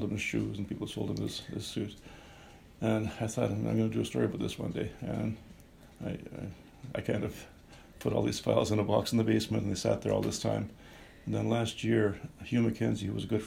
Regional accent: Northern Ontario, Canada; we're both from Northern Ontario

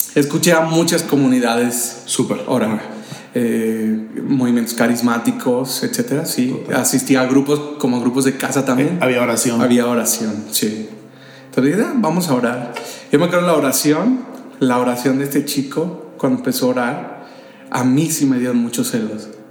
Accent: Jiquilpan, Michoacán, Mexico; also born or lived in San Luis Potosí, Mexico / Sahuayo, Mexico; now in Morelia, Mexico; yo nací en San Luis Potosí. Este, soy potosino. Y crecí en un pueblo de aquí de Michoacán. Soy por adopción michoacano, llegué cuando tenía 3 años de edad a este estado

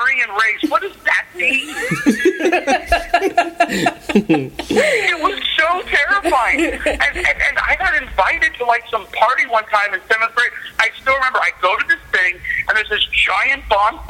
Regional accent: Los Angeles, California, United States; also born or lived in Simi Valley, California; I grew up in the San Fernando Valley, you know, in Los Angeles County for the first 12 years.

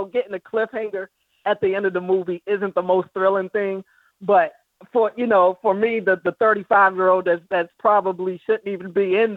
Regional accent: Baltimore, Maryland, United States; growing up in Baltimore

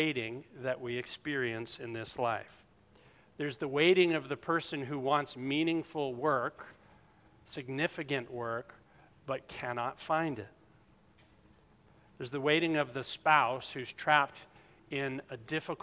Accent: South Carolina, United States; moved away; I'm from South Carolina

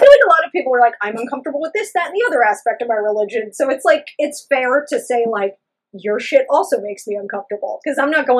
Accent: New York, United States; as a New Yorker and a viewer

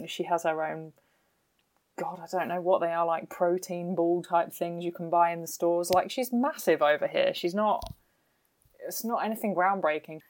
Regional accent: United Kingdom; I'm British

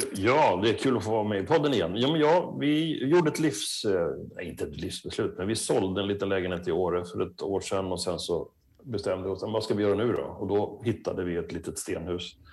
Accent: Sweden; now in France; vi lever hemma i Sverige och i Skandinavien

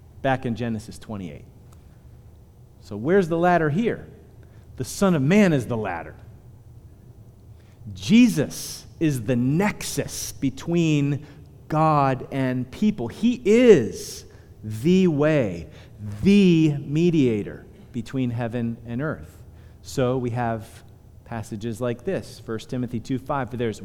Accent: Punxsutawney, Pennsylvania, United States; I'm from Punxsutawney

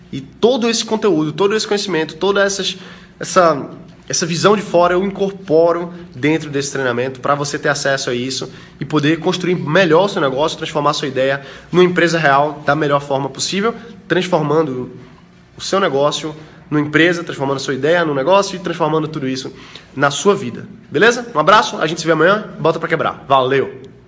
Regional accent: Brazil; sou brasileiro

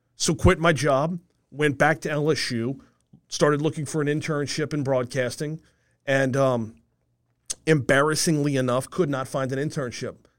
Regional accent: Covington, Louisiana, United States; growing up in Covington, I listened to W W L my whole life

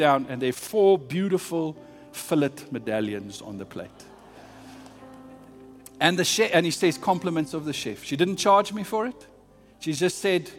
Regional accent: South Africa; I'm South African.

